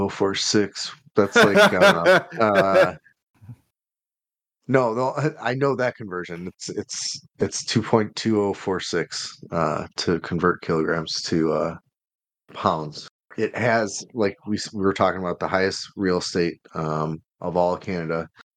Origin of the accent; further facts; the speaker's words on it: United States; I'm an American, so I don't know how tall that is.